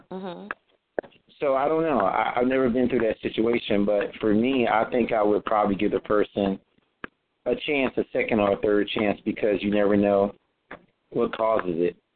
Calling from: Atlanta, Georgia, United States; and I'm calling from Atlanta, Georgia.

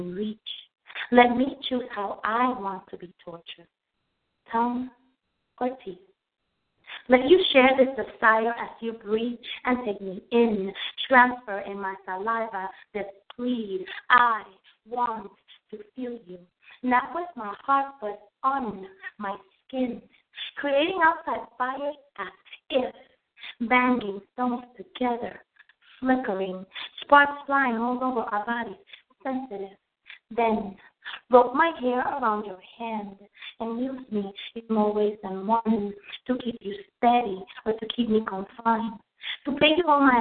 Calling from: Virginia, United States; I'm calling from Virginia

